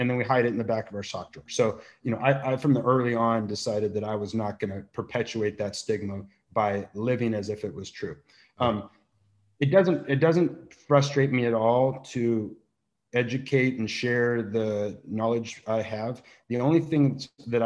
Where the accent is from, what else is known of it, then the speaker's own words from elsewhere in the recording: Santa Barbara, California, United States; also born or lived in Boulder, Colorado; Santa Barbara's my hometown. I went to Foothill Elementary School